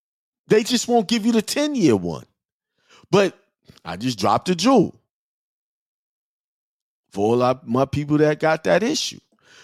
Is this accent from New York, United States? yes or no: yes; New York, United States; born there; but I was born in New York. I don't have a U.S. birth certificate. I have a New York birth certificate.